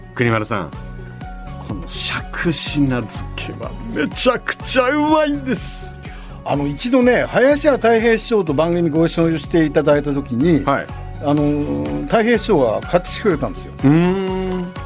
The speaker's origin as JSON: {"language": "Japanese", "region": "Gunma", "country": "Japan", "said": "僕は群馬ですから"}